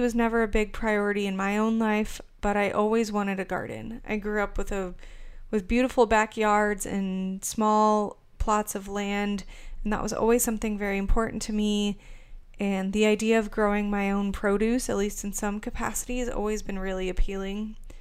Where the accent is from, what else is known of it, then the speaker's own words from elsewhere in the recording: Arizona, United States; moved away as an adult; now in Kansas City, United States; Originally, I'm from Arizona. I lived there until about a year ago.